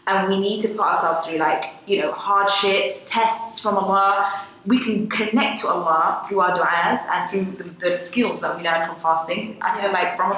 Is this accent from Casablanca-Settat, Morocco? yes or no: no; Marrakesh, Marrakesh-Safi, Morocco; I'm Moroccan, so fasting in Morocco, in Marrakesh, I'm from Marrakesh